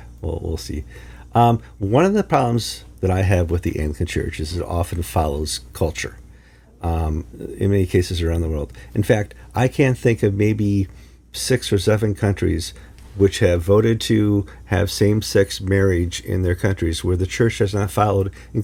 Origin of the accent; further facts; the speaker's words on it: Midwest, United States; I was brought up in the Midwest